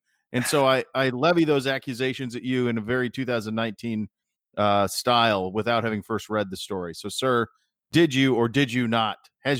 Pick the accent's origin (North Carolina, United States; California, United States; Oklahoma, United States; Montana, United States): Montana, United States; I grew up in Montana